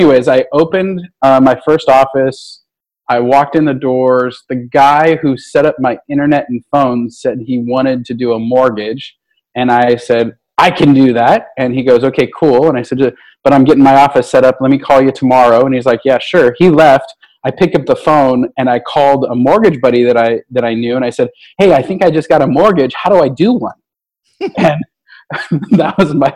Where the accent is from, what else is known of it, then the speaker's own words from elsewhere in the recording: Redding, California, United States; moved away; also born or lived in Sacramento; I was born in Northern California in a place called Redding, which is the third worst place to live in America